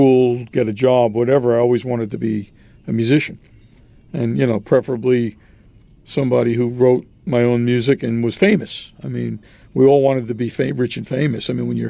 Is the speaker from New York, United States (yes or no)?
yes; Roslyn, New York, United States; also born or lived in Brooklyn, New York; My father built a house in Roslyn in 1962, and I lived in Roslyn until I pretty much graduated from high school.